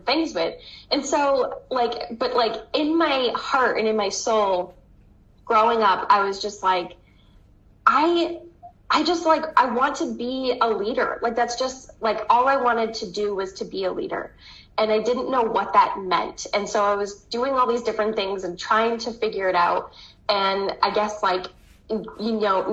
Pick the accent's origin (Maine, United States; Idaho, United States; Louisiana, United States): Maine, United States; Southern; I'm from Southern Maine, and I still live here. This is where I've grown up